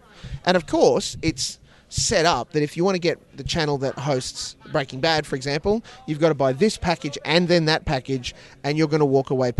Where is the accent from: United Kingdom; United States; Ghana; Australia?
Australia; as an Australian, I can report back.